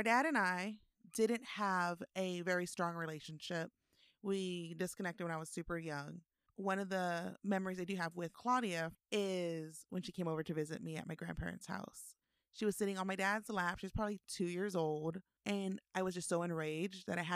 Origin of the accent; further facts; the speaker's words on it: Austin, Texas, United States; born and raised in Austin, Texas